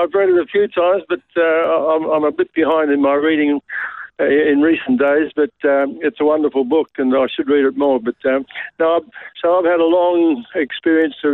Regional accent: Brisbane, Queensland, Australia; also born or lived in Melbourne; I was born in Brisbane. I have spent, as a boy, 6-year-old, my father was transferred in the bank to Melbourne, and we had 2 years in Melbourne, but we came back to Brisbane

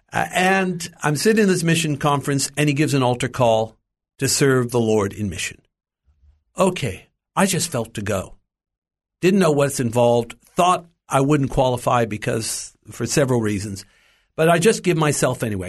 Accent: Los Angeles, California, United States; I was born in the United States, in Los Angeles

